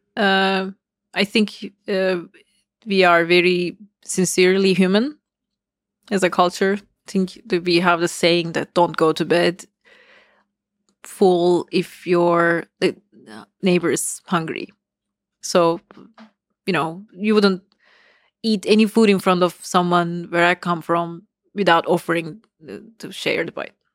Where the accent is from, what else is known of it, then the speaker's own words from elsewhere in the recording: Istanbul, Turkey; moved away as an adult; now in United States; I uh, was born in Istanbul, so I grew up in Turkey.